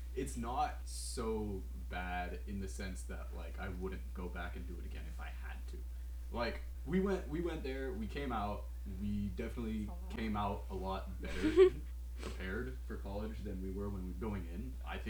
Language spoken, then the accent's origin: English; India; now in Houston, United States; Yeah, yes, because I'm Indian and {S1} I live {S3} in Houston, I'm pre-med.